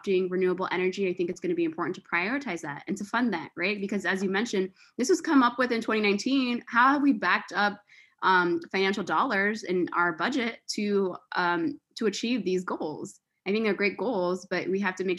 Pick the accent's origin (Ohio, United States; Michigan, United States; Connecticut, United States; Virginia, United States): Virginia, United States; Springfield; also born or lived in Alexandria, Virginia; I grew up in the Northern Virginia area, specifically in Springfield, Virginia, which is about 15 minutes from downtown Old Town.